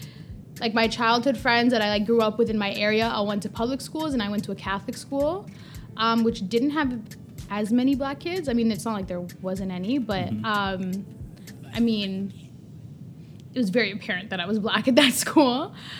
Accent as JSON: {"language": "English", "town": "Toronto", "region": "Ontario", "country": "Canada", "tie": "born or raised there", "said": "Listen, my parents weren't born here. I was born here first, okay?"}